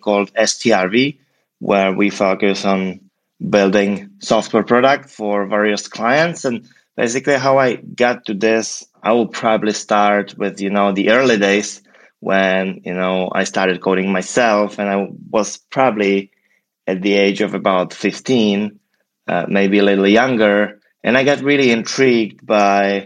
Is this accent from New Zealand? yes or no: no; Prague, Czechia; moved away as an adult; now in San Francisco, United States; I'm originally from Prague, from the Czech Republic, and probably 7 years ago made the leap to the US